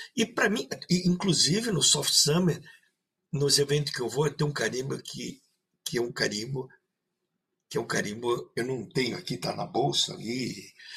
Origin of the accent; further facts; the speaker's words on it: São Paulo, Brazil; also born or lived in Maringá, Paraná; now in Rio Grande do Sul, Brazil; Depois fui para São Paulo estudar, aí criado lá, e depois vim para o Rio Grande do Sul